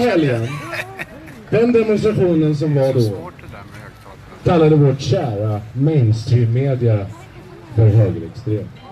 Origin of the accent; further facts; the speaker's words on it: Sweden; vi svenskar